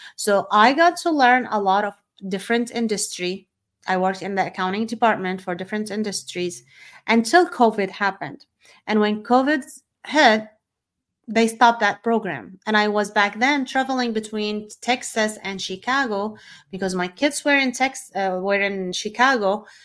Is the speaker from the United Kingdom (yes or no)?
no; Syria; moved away as an adult; also born or lived in Saudi Arabia; I was born and raised in Syria